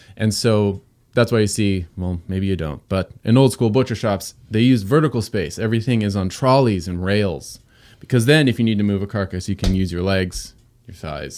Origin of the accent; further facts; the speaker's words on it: Southern California, United States; moved away; also born or lived in Pacific Northwest; I grew up in Southern California, suburbia